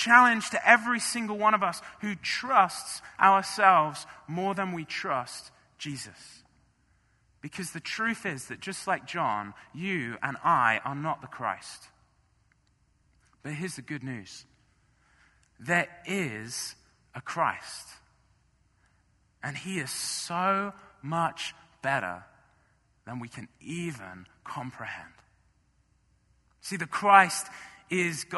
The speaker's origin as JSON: {"language": "English", "town": "Marlow", "region": "South East England", "country": "United Kingdom", "tie": "born or raised there", "moved": "as an adult", "lives_now": "United States", "said": "in my home church, in my hometown of Marlow"}